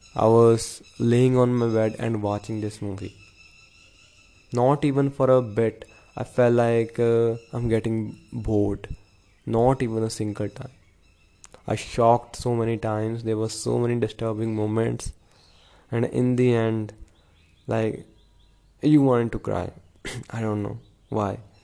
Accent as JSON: {"language": "English", "region": "Punjab", "country": "India", "said": "I'm from Punjab"}